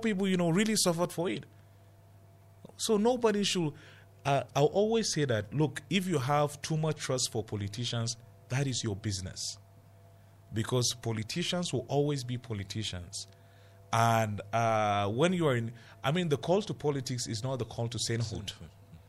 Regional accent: Plateau, Nigeria; I'm from Plateau, a minority in this country

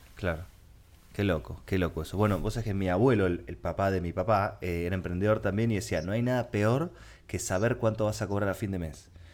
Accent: Argentina; para sobrevivir en mi país tuve que mutar a ser creador de contenido

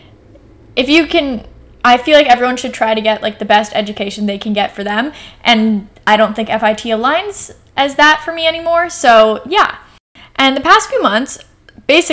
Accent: Portland, United States; also born or lived in New York; I came back here to Portland

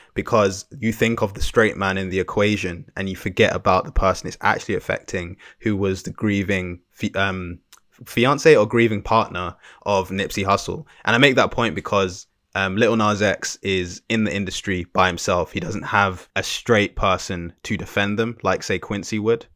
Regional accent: Jamaica; as a Jamaican man

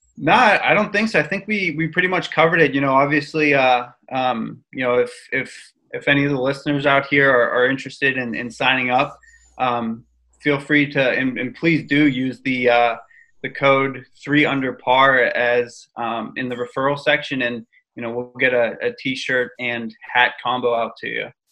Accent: Pittsburgh, Pennsylvania, United States; I'm from Pittsburgh

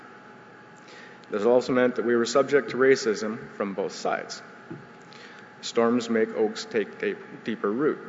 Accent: Sault Ste. Marie, Ontario, Canada; I was born in Sault Ste. Marie in 1971, growing up as an urban Aboriginal

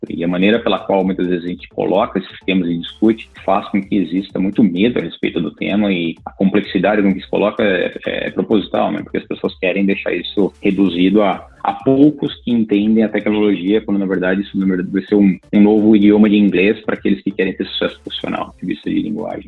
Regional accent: Brazil; moved away as an adult; now in Silicon Valley, United States; nós como brasileiros

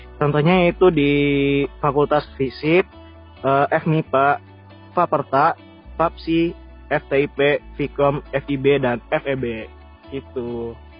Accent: Padang, West Sumatra, Indonesia; aku kan, eh, asalnya dari Padang. Dan kebetulan juga sekarang, eh, lagi di Padang juga

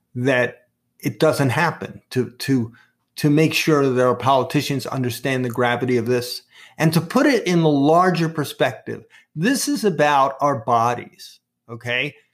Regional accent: New York City, New York, United States; accent: Brooklyn; my Brooklyn accent

